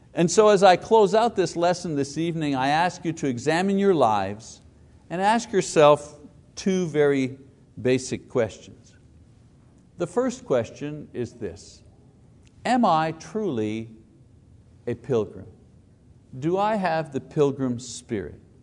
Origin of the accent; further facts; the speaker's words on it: Quebec, Canada; now in Choctaw, Oklahoma, United States; A French Italian Catholic growing up in Quebec